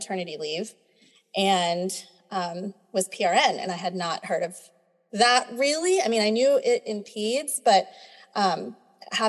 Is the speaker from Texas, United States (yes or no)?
yes; Texas, United States; So I'm a born and raised Texan. I'm Filipina